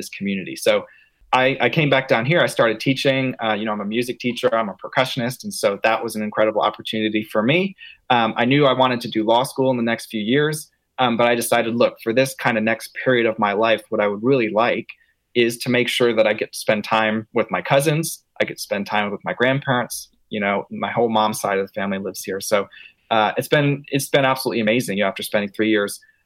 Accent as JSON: {"language": "English", "town": "Acworth", "region": "Georgia", "country": "United States", "tie": "born or raised there", "also_born_or_lived": "Hartford, Connecticut", "said": "I'm from Ackworth. I went to high school here at North Cobb High School"}